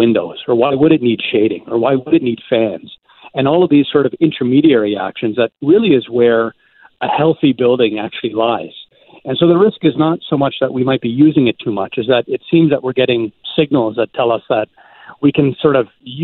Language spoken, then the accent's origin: English; Ontario, Canada; now in Vancouver, Canada; I grew up in Ontario